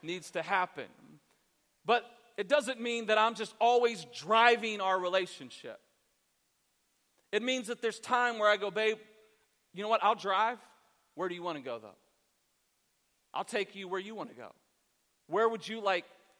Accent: Columbus, Ohio, United States; I'm actually from Columbus

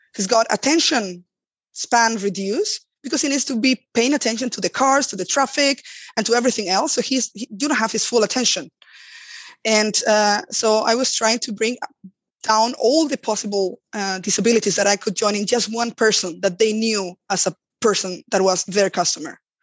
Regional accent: Spain; moved away; also born or lived in Germany; I come from Spain

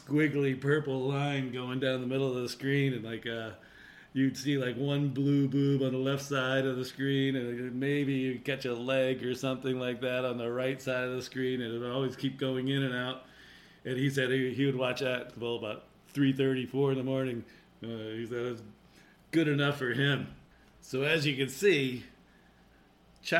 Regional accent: Connecticut, United States; growing up in Connecticut, there's a lot of hills

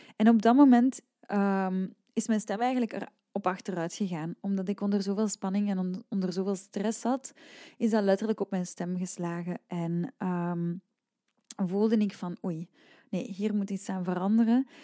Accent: Leuven, Flanders, Belgium; ik ben van Leuven en bijvoorbeeld als ik tien jaar was, dan ging ik naar de lokale academie. En de academie hier in Leuven is enkel klassiek

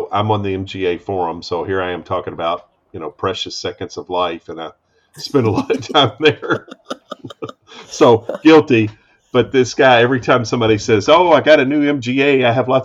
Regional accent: United States; as an American

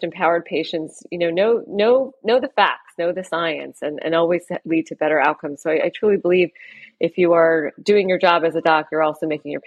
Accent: Port St. Lucie, Florida, United States; I grew up in South Florida in a little town called Port St. Lucie

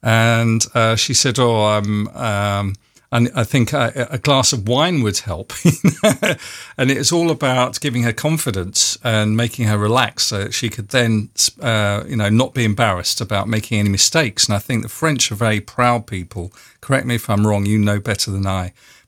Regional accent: London, United Kingdom; accent: broad North London; they know I am English and I've got a broad North London accent as well. And my French is terrible and it also has a broad North London accent.

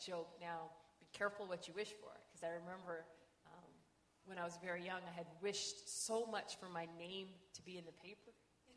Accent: Los Angeles, California, United States; moved away; also born or lived in North Carolina; I'm from Los Angeles

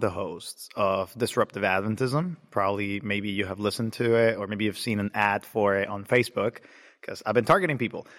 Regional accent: Nicaragua; now in Georgia, United States; I was born in Nicaragua

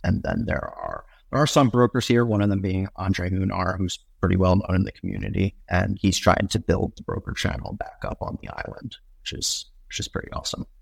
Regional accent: Northeast, United States; moved away; I grew up in the Northeast

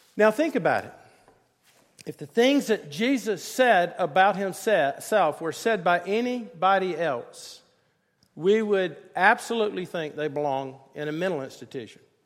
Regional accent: Greenville, South Carolina, United States; my mom and dad, they took me to First Presbyterian Church in, in Greenville, South Carolina.

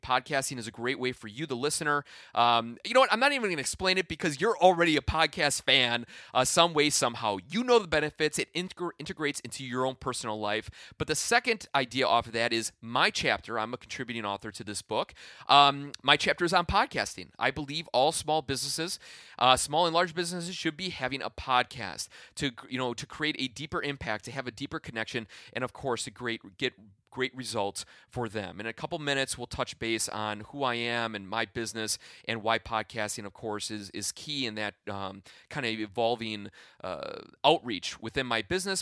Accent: Midwest, United States; I am from the Midwest

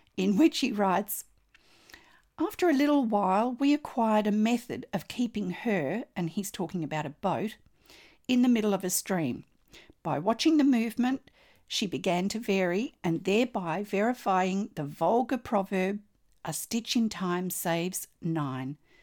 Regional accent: Australia; I'm an Australian textile artist

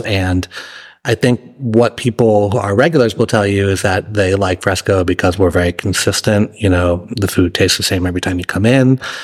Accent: Massachusetts, United States; moved away as an adult; also born or lived in New York / Charlottesville, Virginia; now in San Marcos, United States; I was, uh, born and raised in Massachusetts

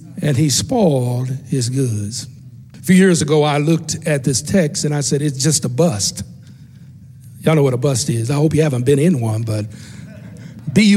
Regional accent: West Tennessee, United States; growing up in West Tennessee

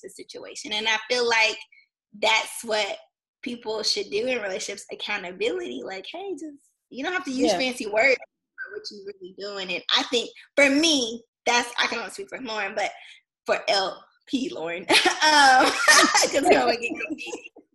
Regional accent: Clarksville, Tennessee, United States; I am originally from Clarksville, Tennessee

